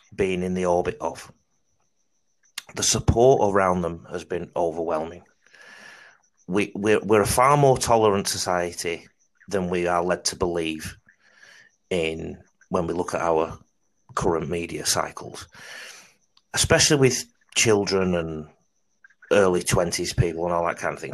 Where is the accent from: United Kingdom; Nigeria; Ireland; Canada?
United Kingdom; Salford, North West England; now in Australia; I could also say Tara because I'm from Salford.